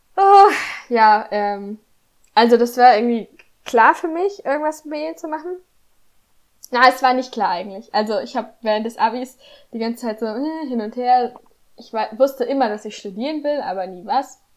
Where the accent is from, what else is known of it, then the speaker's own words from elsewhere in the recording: Northern Hesse, Germany; moved away as an adult; also born or lived in Kiel; ich komme übrigens aus Nordhessen